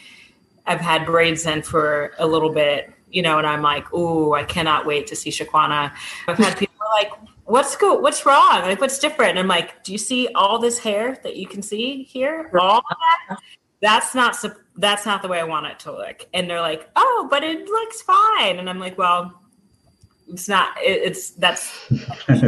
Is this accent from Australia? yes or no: no; Zambia; I come from Zambia